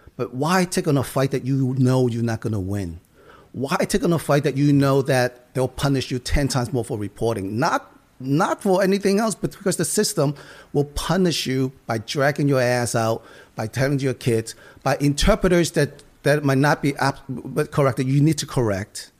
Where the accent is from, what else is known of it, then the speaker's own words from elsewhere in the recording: United States; I grew up in Chinatown. These are the people I grew up